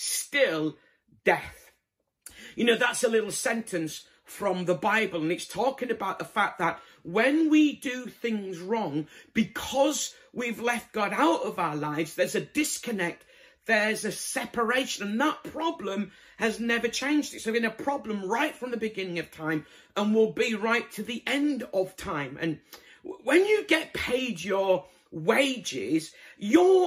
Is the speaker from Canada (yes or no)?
no; Bradford, Yorkshire and the Humber, United Kingdom; moved away; I'm originally from Bradford